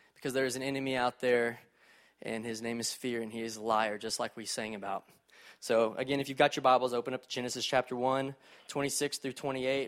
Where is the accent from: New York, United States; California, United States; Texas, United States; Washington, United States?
Texas, United States; College Station; also born or lived in Fort Worth, Texas; I grew up in College Station, Texas, home of Texas A and M